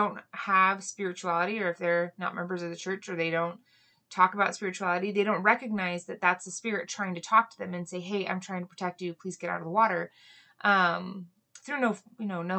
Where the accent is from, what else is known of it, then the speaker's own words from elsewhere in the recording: Hawaii, United States; moved away; I grew up in Hawaii